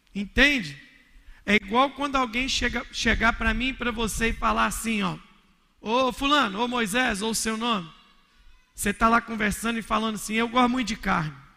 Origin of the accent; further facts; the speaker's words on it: Minas Gerais, Brazil; sou mineiro